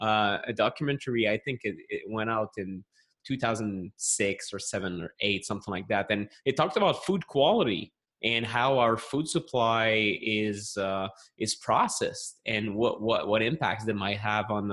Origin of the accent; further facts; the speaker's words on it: Montreal, Quebec, Canada; accent: French Canadian; English is a second language; I'm a health journalist from Montreal, Canada. You can maybe tell that from the accent, although most people think I'm French from France, but that's different. It's a French Canadian from Quebec.